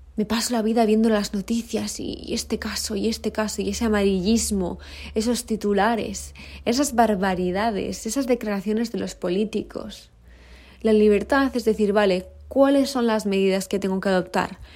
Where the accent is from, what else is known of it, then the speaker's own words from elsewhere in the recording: Spain; moved away as an adult; now in South Africa; yo como española